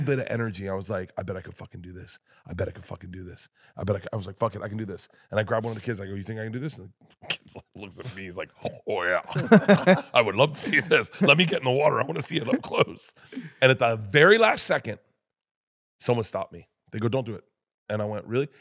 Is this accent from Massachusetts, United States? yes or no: no; Florida, United States; I'm from Florida